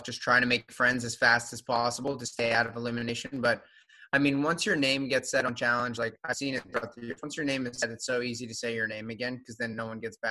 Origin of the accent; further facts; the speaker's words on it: Florida, United States; now in Los Angeles, United States; I'm from Florida, but I live in LA now